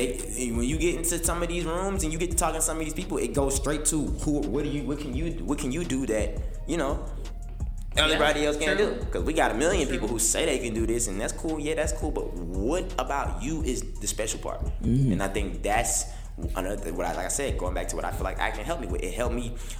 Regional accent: United Kingdom; I let people know that I'm really not American, I'm really British, and I learned my accent to do music

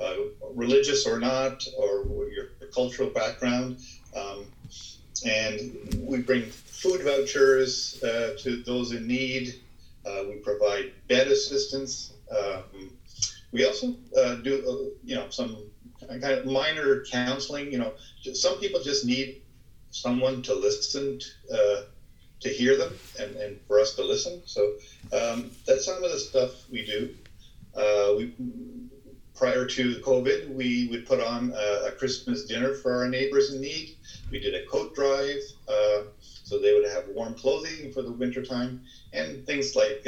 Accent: Ottawa Valley, Ontario, Canada; moved away as an adult; also born or lived in Hamilton, Ontario; now in Toronto, Canada; my father moved us up to the Ottawa Valley

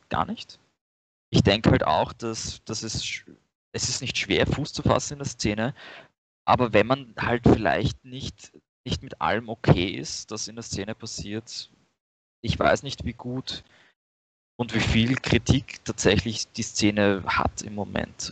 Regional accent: Vienna, Austria; ich bin aus Wien

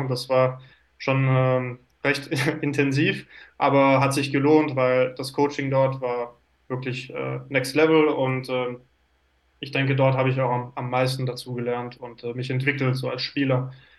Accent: Switzerland; moved away as an adult; also born or lived in Lausanne; now in Finland; Bin, äh, geboren in der Schweiz, aber bin auch Deutscher vom Pass her

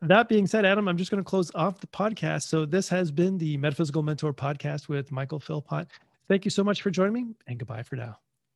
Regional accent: Canada; being Canadian

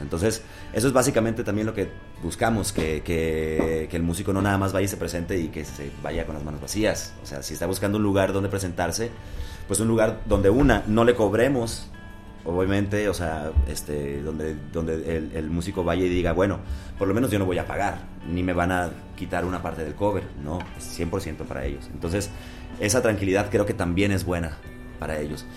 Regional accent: Culiacán, Sinaloa, Mexico; now in Mexico City, Mexico; somos de Culiacán

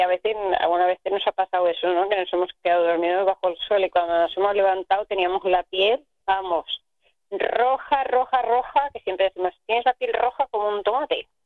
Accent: Aragon, Spain; now in Catalonia, Spain; yo que soy de, de Aragón

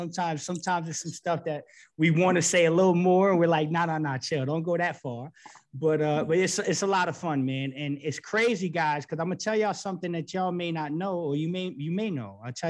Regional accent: New York City, New York, United States; I'm from the East Coast. I'm from New York City.

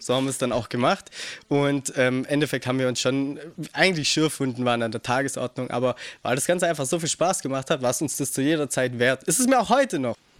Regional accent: Geislingen an der Steige, Baden-Württemberg, Germany; bei uns in Geistlingen, weil wir da eine kleine Mini-Ramp hatten

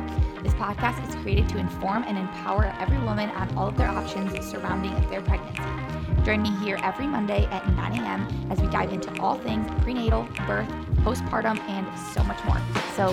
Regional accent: Toledo, Ohio, United States; moved away; I'm from Toledo originally

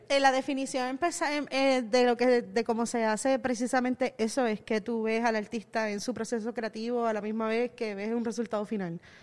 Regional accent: Caguas, Puerto Rico; moved away as an adult; now in San Juan, Puerto Rico; Yo me crié en Cagua. Yo nací en San Juan, pero me crié en Cagua

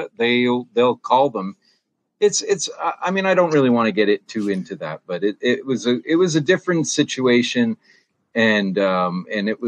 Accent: Ottawa, Ontario, Canada; now in Calgary, Canada; part of the reason I moved to Calgary, I'm originally from Ottawa

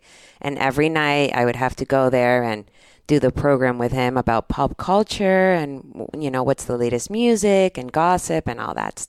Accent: Pittsburgh, Pennsylvania, United States; born there; I was born in Pittsburgh, Pennsylvania, as you already know.

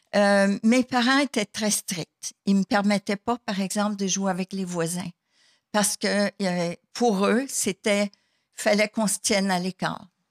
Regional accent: Sherbrooke, Quebec, Canada; je suis native de Sherbrooke, Québec

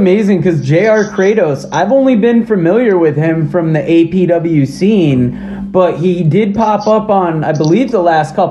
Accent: New England, United States; we're from the New England area

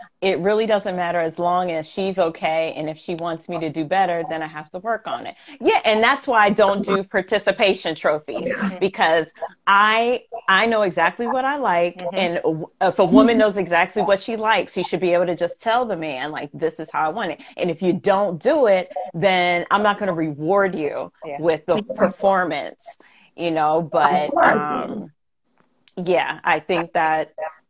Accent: Queens, New York, United States; and there's nothing wrong with that because we come from Queens.

